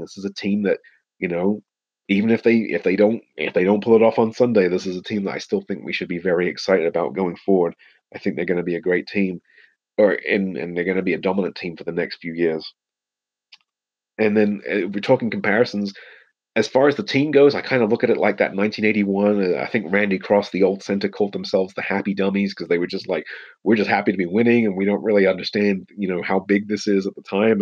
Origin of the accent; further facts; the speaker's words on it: England, United Kingdom; also born or lived in United States; I was actually raised in England